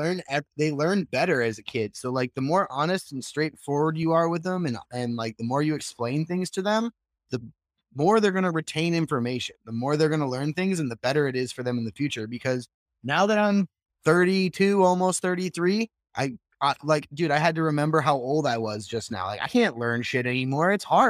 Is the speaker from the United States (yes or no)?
yes; Midwest, United States; I grew up in the Midwest where it's like the Bible Belt